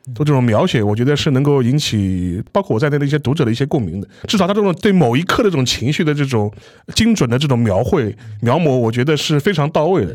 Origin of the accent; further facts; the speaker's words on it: China; 我们中国人